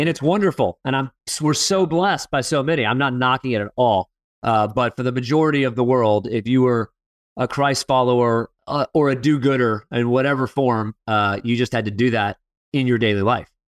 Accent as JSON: {"language": "English", "town": "Fort Lauderdale", "region": "Florida", "country": "United States", "tie": "born or raised there", "moved": "yes", "said": "Fort Lauderdale, Florida, my hometown"}